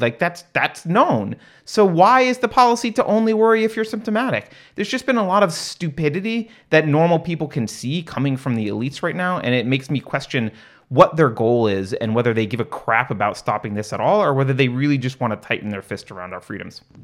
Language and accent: English; California, United States; moved away